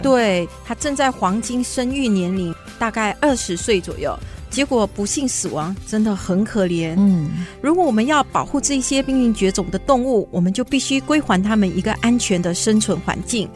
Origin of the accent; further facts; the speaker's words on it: Johor Bahru, Johor, Malaysia; now in Taiwan; 我们都来自马来西亚的南部柔佛州，嗯。所以我们的家乡就在马来西亚最南端的城市，也就是新山。嗯。我们同样是毕业在新山宽柔中学，这是一所由马来西亚华人社群筹办的华文中学